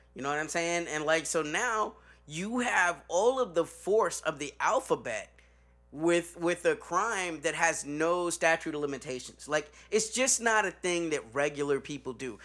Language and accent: English; Chicago, Illinois, United States; I'm from Chicago.